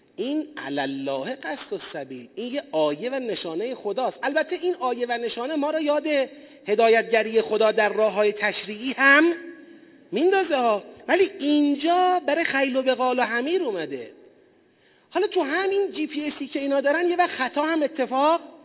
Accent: Tasuj, East Azerbaijan, Iran; moved away; پدرم اهل تسوجه

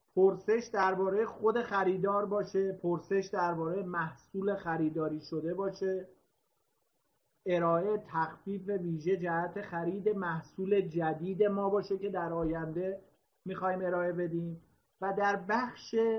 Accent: Iran

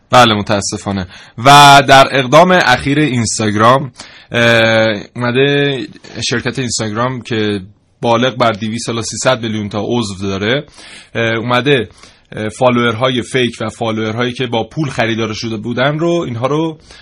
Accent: Iran; ما ایرانی هستیم

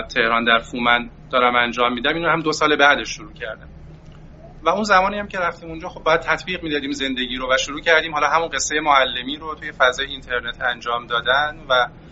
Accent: Qaem Shahr, Mazandaran, Iran; moved away as an adult; also born or lived in Gilan; در استان مازندران من بله در استان مازندران دوران کودکیم رو گذروندم

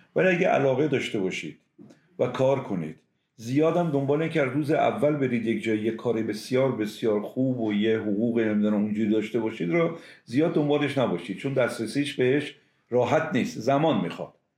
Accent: Semnan, Iran; moved away as an adult; من متولد شهر سمنان هستم

